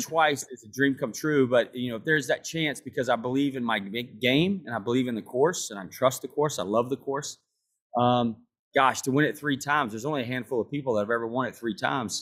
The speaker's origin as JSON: {"language": "English", "country": "United States", "said": "I'm from America, I live in America"}